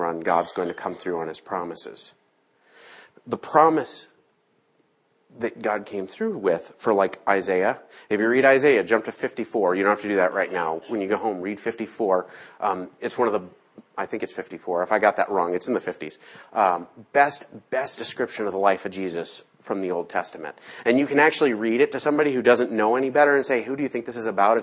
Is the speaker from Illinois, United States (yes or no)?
yes; Chicago, Illinois, United States; I'm from Chicago